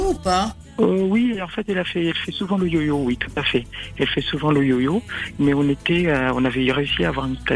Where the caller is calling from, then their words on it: Paris, Île-de-France, France; je suis de, de Paris.